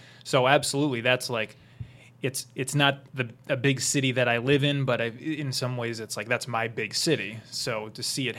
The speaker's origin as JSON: {"language": "English", "region": "New Jersey", "country": "United States", "said": "we're from New York, I mean, mm-hmm. from Jersey, but right. I say I'm from New York"}